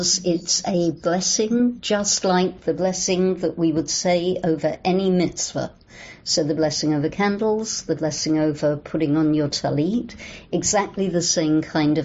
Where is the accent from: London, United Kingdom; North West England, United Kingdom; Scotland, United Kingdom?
London, United Kingdom; accent: English; moved away as an adult; also born or lived in New Orleans; now in Los Angeles, United States; I'm English, as you can hear. I grew up in London, England.